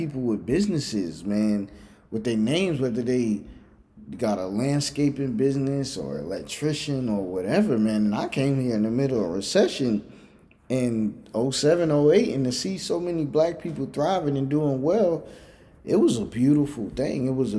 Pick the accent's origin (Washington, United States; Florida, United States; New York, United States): New York, United States; New York City; born there; also born or lived in Virginia / California; I was born in New York City. That's self-explanatory. But for music and everything, it flourished. Then I lived in Virginia